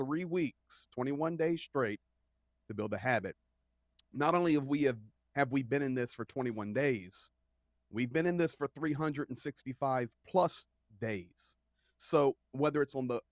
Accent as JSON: {"language": "English", "region": "Pennsylvania", "country": "United States", "said": "I'm from Pennsylvania"}